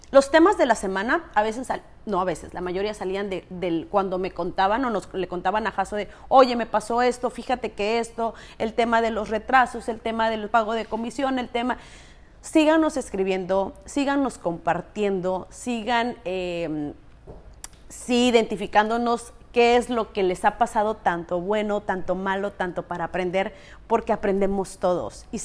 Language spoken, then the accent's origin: Spanish; Chinameca, Veracruz, Mexico; now in Riviera Maya, Mexico; De la ciudad de la carne de, Chinameca, Minatitlán, Veracruz.